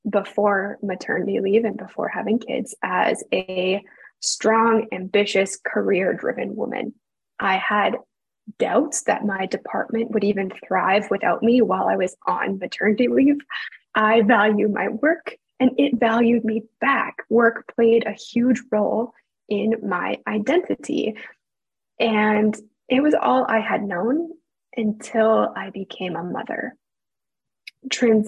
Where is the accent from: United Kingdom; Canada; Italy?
Canada; I am a Canadian